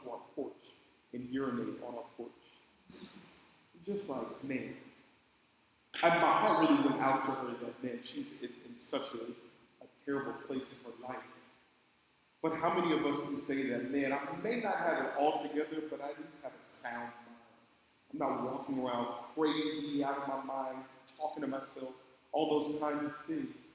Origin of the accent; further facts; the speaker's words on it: Oakland, California, United States; I grew up in Oakland. It's not the best place to grow up